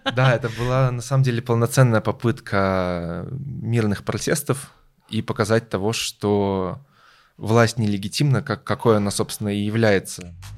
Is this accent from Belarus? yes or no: yes; Belarus; moved away as an adult; now in Germany; Я родился и вырос в Беларуси